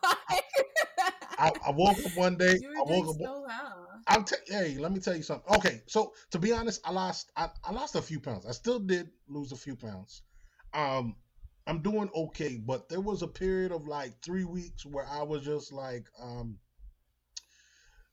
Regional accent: Jamaica; now in United States; I'm Jamaican

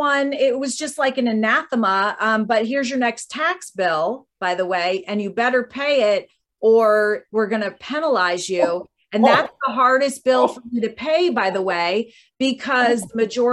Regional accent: Arkansas, United States; you're from Arkansas and I am too

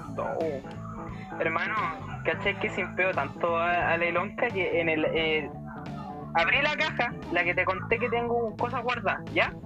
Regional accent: San Ramón, Santiago Metropolitan Region, Chile; Yo soy de San Ramón, pues de aquí soy, de aquí soy, de aquí somos

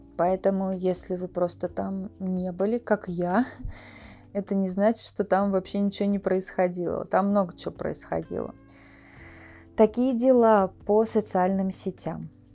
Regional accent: Russia; first language Russian; moved away as an adult; also born or lived in United States; now in Thailand; я родилась, выросла в России, и мой язык родной русский

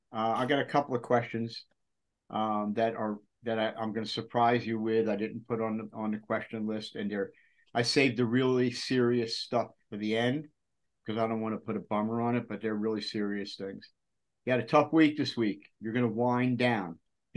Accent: Long Island, New York, United States; now in Georgia, United States; Lorraine and I, my wife and I, are from Long Island, New York, straight off the boat. It turns out that I'm Southern by nature. I'm home here.

